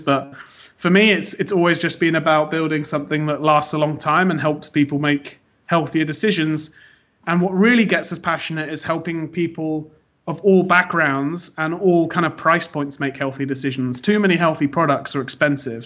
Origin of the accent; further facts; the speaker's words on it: United Kingdom; moved away as an adult; now in United States; I am British, but based in America, running the business over here